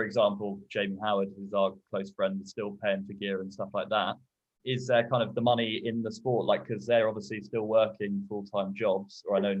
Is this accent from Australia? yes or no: no; South Coast, South East England, United Kingdom; born or raised there